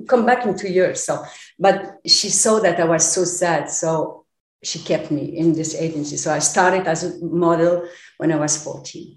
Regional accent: Paris, Île-de-France, France; also born or lived in Poland; with my parents, we moved to Paris when I was 6 years old

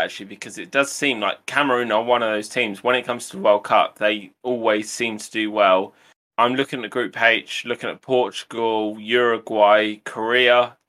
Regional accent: England, United Kingdom; To define my nationality, I am actually English

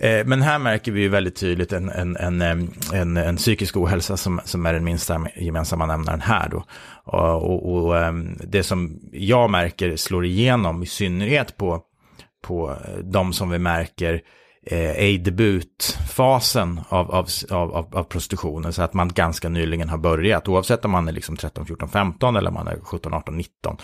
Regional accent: Sweden; oss svenskar

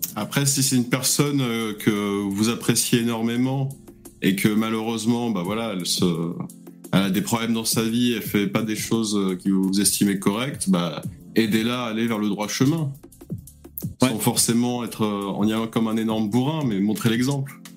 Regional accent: France; je suis né en France, mais bon, d'origine immigrée

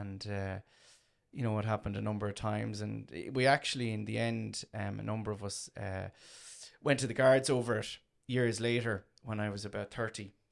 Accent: Tramore, Munster, Ireland; born or raised there

